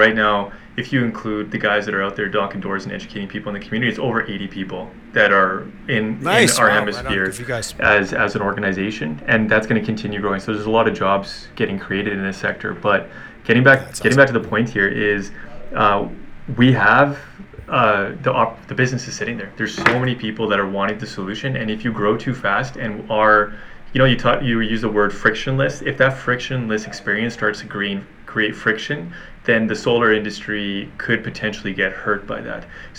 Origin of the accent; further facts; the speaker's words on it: Canada; But the bigger piece here is we're Canadian. We're a little bit isolated in relation to the States